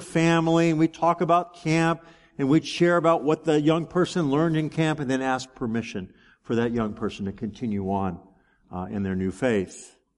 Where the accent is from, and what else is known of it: United States